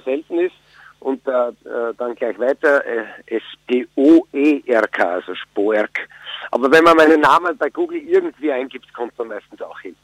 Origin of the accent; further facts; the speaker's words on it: Styria, Austria; also born or lived in Vienna; now in Burgenland, Austria; Ich bin eigentlich Steirer